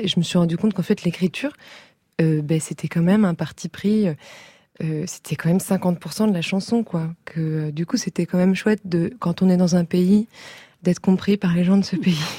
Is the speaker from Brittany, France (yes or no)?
no; Paris, Île-de-France, France; also born or lived in Briançon, France; Je suis née à Briançon, dans les Alpes, mais j'ai grandi à Paris